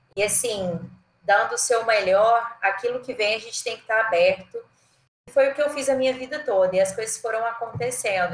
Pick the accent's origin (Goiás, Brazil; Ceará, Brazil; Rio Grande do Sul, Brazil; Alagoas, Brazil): Goiás, Brazil; Goiânia; also born or lived in Jataí / São Paulo / Maranhão; eu sou de Goiânia, né? Na verdade sou de Jataí, mas morei a vida toda em Goiânia, Jataí interior de Goiás